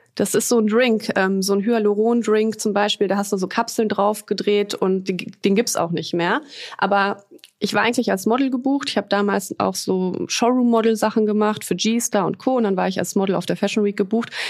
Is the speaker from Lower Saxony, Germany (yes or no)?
no; Düsseldorf, North Rhine-Westphalia, Germany; moved away as an adult; also born or lived in Poland; now in Cologne, Germany; ich bin gebürtige Düsseldorferin